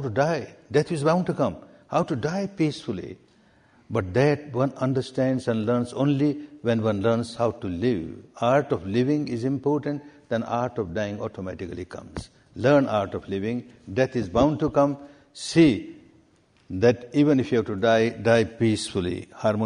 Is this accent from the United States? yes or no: no; Myanmar; English is a second language; moved away as an adult; I was born and brought up in Myanmar, Burma